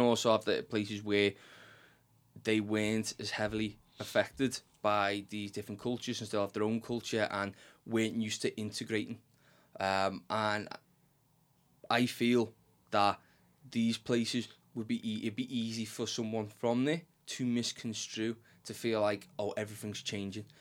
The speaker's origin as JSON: {"language": "English", "town": "Liverpool", "region": "North West England", "country": "United Kingdom", "accent": "Scouse", "said": "the di-, dialect in which we speak, Scouse"}